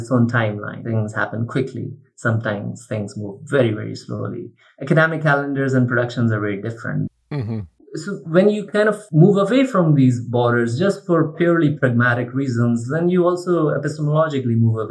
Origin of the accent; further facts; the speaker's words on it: Pakistan; also born or lived in Chapel Hill, North Carolina; Growing up in Pakistan